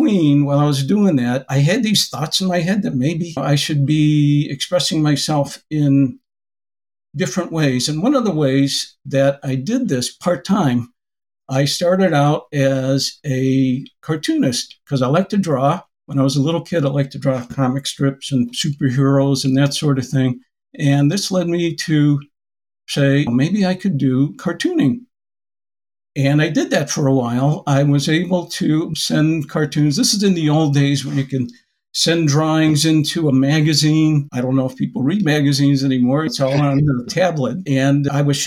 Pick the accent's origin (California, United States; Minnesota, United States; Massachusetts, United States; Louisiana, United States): Massachusetts, United States; Springfield; When I was growing up in Springfield